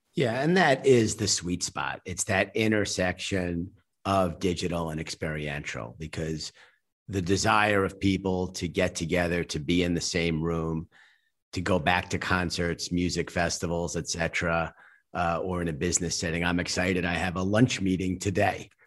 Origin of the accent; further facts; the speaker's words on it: United States; I'm an American